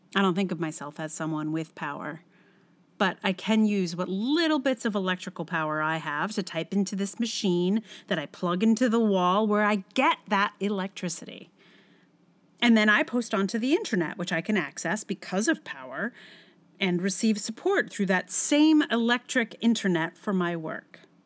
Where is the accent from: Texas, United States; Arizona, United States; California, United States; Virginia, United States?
Virginia, United States; Charlottesville; my hometown of Charlottesville